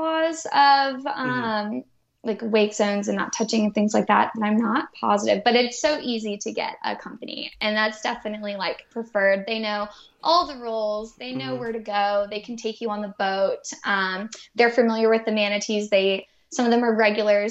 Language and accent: English; Boston, Massachusetts, United States; moved away as an adult; also born or lived in Galveston, Texas; I'm originally from Boston.